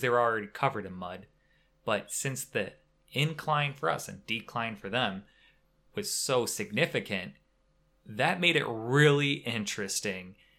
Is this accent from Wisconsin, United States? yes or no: yes; Wisconsin, United States; we're from Wisconsin